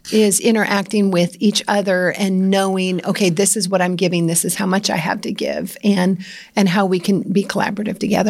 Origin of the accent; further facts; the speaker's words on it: Iowa, United States; I grew up in Iowa